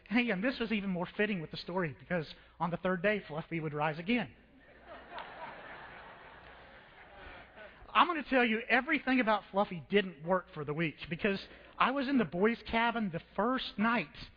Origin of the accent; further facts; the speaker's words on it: Edmond, Oklahoma, United States; I grew up in Edmond, Oklahoma, that city.